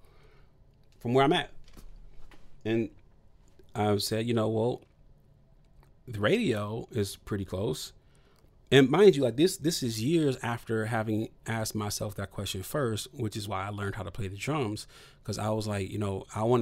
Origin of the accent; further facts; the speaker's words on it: Toledo, Ohio, United States; I'm from Toledo, Ohio